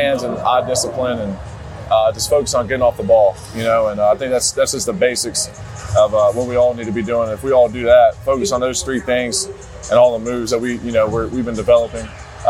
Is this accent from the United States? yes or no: yes; Columbus, Ohio, United States; And I'm from Columbus as a kid growing up, being a huge, you know, sports fan, Ohio State fan.